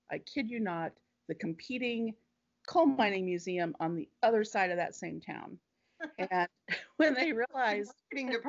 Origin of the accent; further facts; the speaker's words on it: Ohio, United States; And even though I grew up in Ohio, every trip that we took out of Ohio was my parents would call it, we're going home.